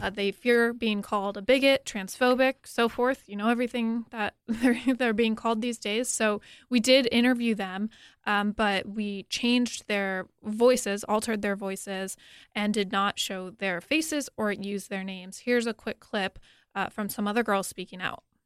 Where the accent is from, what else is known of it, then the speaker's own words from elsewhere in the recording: Connecticut, United States; moved away; my home state of Connecticut